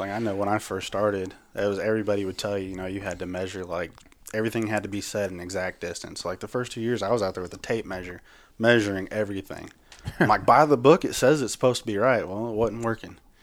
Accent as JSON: {"language": "English", "town": "Higginsville", "region": "Missouri", "country": "United States", "lives_now": "Blue Springs, United States", "said": "Right now, I call Blue Springs home. I'm from Higginsville."}